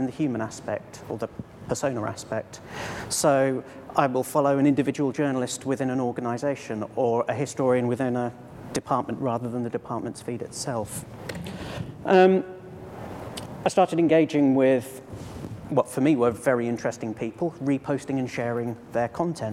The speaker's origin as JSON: {"language": "English", "town": "Cambridge", "region": "East of England", "country": "United Kingdom", "tie": "born or raised there", "said": "my hometown, Cambridge"}